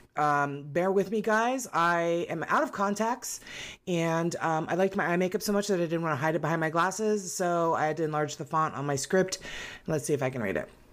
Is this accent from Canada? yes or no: no; United States; we're American